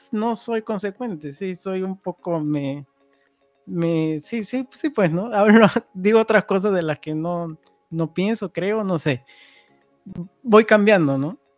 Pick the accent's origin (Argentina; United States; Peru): Peru; moved away; soy, peruano, somos peruanos y se me viene. Yo me aparté desde eh, hace mucho tiempo del catolicismo